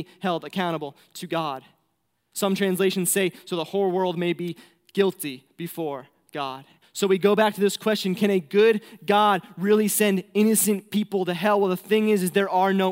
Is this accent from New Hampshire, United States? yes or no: yes; New Hampshire, United States; moved away as an adult; now in Mongolia; I'm from New Hampshire, so like the prettiest state in the world